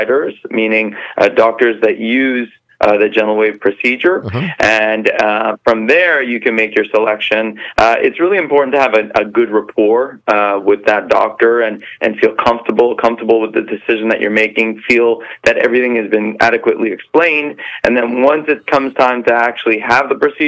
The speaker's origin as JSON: {"language": "English", "town": "Montreal", "region": "Quebec", "country": "Canada", "moved": "yes", "lives_now": "Aventura, United States", "said": "I'm actually originally from Montreal, so I know exactly what winters look like up there"}